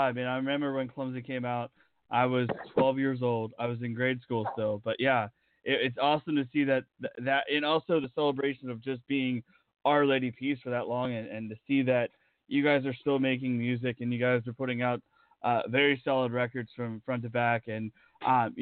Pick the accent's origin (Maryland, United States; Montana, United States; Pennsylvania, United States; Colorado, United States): Pennsylvania, United States; now in Las Vegas, United States; I'm originally from Pennsylvania